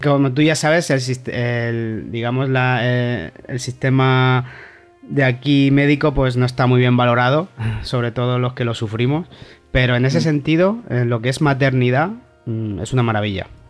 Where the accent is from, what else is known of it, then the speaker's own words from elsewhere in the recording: Callosa de Segura, Valencian Community, Spain; moved away as an adult; also born or lived in Torrevieja; now in Gothenburg, Sweden; soy de Alicante, de un pueblecito casi colindando con Murcia, que se llama Callosa de Segura, aunque he vivido mucho en Torrevieja.